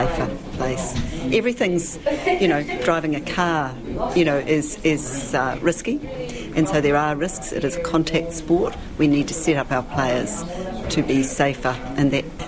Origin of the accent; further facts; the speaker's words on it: Hamilton, Waikato, New Zealand; I grew up in Hamilton, which is a pretty proud rugby city